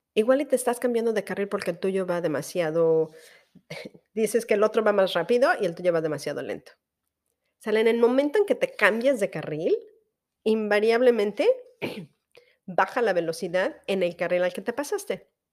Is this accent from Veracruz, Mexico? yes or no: yes; Veracruz, Mexico; moved away; en Veracruz, que es de donde yo soy